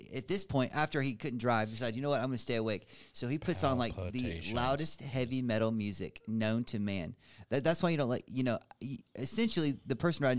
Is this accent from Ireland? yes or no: no; Atlanta, Georgia, United States; moved away as an adult; also born or lived in Kansas City, Missouri; Kansas City, Missouri, where I was living, and it was me and a buddy. We both, you know, from Atlanta, but we're living in Kansas City